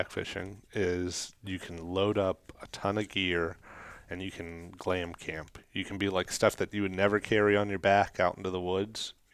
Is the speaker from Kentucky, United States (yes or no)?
yes; Kentucky, United States; like we're we're from Kentucky.